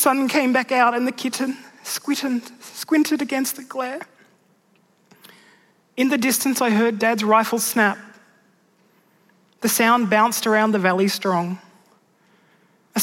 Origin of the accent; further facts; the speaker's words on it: Mudgee, New South Wales, Australia; growing up there in rural Mudgee